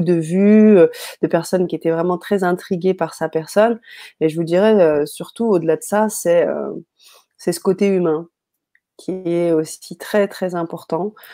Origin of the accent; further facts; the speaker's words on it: France; also born or lived in Paris; chez nous, en France, à Paris